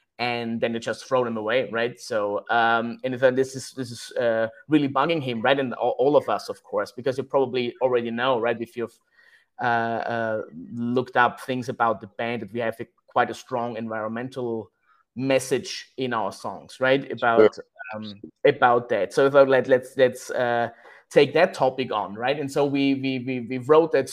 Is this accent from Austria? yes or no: yes; Austria; we are here from Austria, right, in Europe